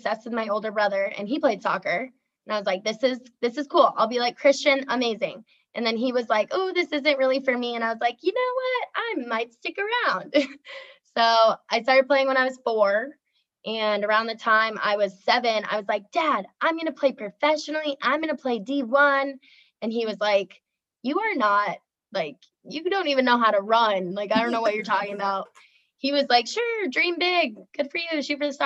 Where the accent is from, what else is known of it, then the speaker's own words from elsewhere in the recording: Evergreen, Colorado, United States; moved away as an adult; also born or lived in Iowa / Italy / Romania; now in Iceland; I am from Evergreen, Colorado, born and raised